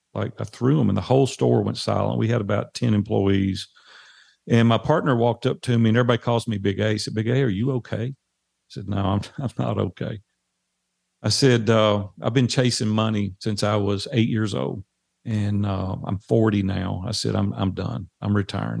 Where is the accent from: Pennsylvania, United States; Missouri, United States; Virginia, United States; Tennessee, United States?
Tennessee, United States; Nashville; accent: Southern drawl; I'm native Nashville